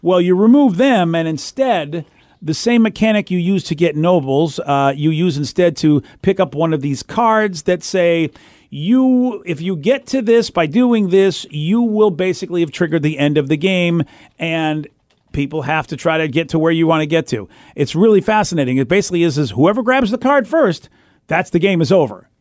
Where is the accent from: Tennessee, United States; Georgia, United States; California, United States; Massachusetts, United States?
Massachusetts, United States; Boston; moved away; my old days growing up in Boston